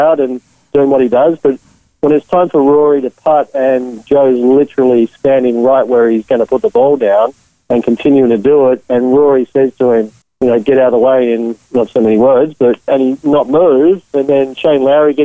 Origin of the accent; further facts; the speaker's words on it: Australia; I was born in Australia